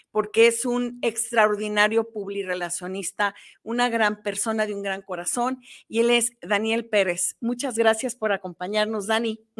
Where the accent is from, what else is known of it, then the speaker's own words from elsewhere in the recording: Jalisco, Mexico; also born or lived in Mexico City; Fíjate que yo también nací en la Ciudad de México, pero también soy hija adoptiva desde muy chica. Yo me vine a los cinco años.